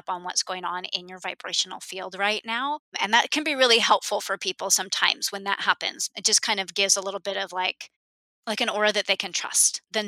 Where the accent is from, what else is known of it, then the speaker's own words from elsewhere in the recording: Southern California, United States; I grew up in Southern California and have been to Disneyland hundreds of times.